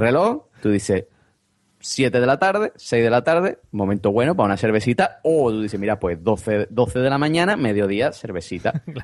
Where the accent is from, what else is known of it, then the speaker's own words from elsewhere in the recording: Vejer de la Frontera, Andalusia, Spain; also born or lived in United Kingdom; de Cádiz, sí, sí, de un pueblo que se llama Vejer de la Frontera